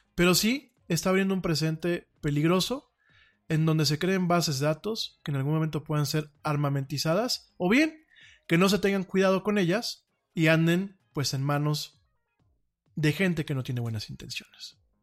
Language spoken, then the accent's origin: Spanish; Mexico; orgullosamente soy mexicano, aquí vivo y aquí me pienso morir